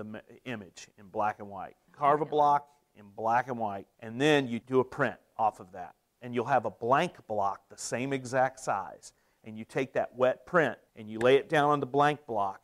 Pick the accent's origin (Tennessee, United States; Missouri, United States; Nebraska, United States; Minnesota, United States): Missouri, United States; Potosi; I grew up in Potosi, Missouri